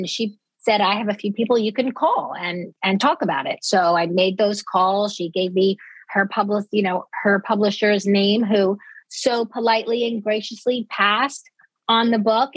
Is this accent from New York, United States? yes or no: yes; Dix Hills, New York, United States; I was raised in Dix Hills, exit 50